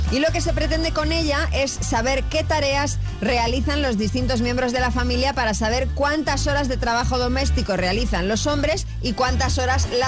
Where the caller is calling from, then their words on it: Balearic Islands, Spain; Buenos días … de Mallorca.